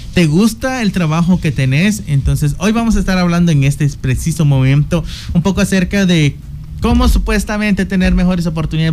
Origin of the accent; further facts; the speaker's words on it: Guatemala; nos ha tocado afrontar como guatemaltecos